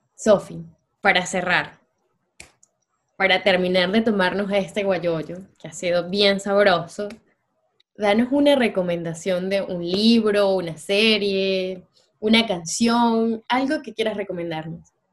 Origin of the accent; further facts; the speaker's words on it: Venezuela; moved away as an adult; como venezolanos nosotros